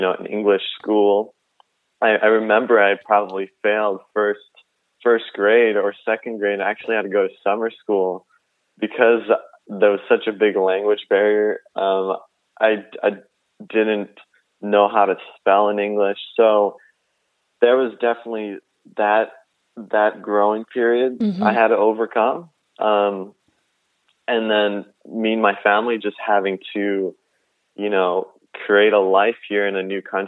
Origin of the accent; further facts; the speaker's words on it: suburbs of Chicago, Illinois, United States; also born or lived in Kaunas, Lithuania; Me and my family moved to the suburbs of Chicago, and I grew up there for most of my childhood.